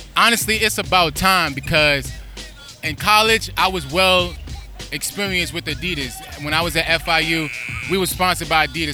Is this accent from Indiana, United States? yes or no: no; New York City, New York, United States; I'm from New York City